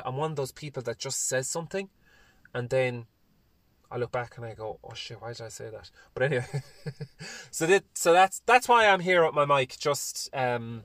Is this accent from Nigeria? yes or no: no; Ireland; I also love being an Irish man